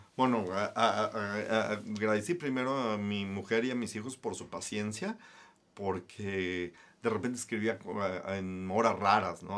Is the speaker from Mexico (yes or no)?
yes; Guadalajara, Jalisco, Mexico; Soy de Guadalajara, Jalisco.